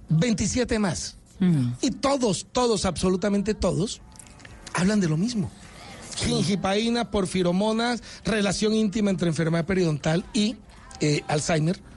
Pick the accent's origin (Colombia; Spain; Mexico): Colombia; Montería, Córdoba; now in Barranquilla, Colombia; Tengo 30 ¿Ah, años en Barranquilla, pero soy ah. nacido en Montería.